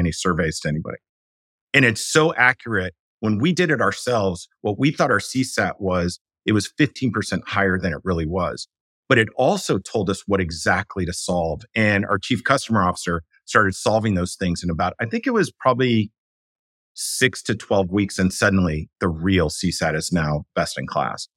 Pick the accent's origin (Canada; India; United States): United States; New York City, New York; moved away as an adult; now in San Francisco Bay Area, United States; I was raised by artists in New York City.